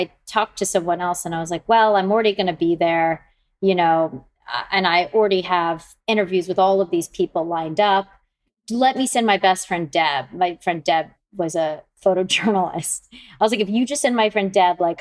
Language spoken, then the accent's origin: English; Atlanta, Georgia, United States; moved away as an adult; also born or lived in London; I grew up in Atlanta.